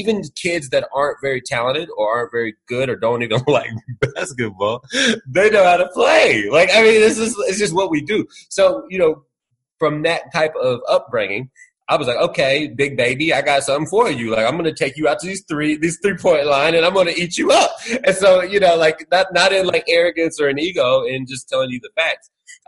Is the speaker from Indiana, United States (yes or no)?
yes; Indiana, United States; I'm from Indiana.